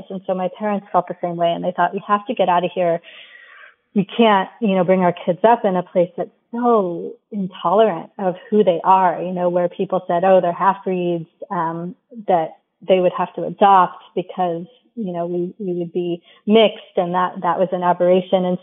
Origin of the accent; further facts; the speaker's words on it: England, United Kingdom; I was born in India. I mean, sorry, {S0} in England. {S1} Um, and then while we were growing up, you know, my brother and I in our early years in England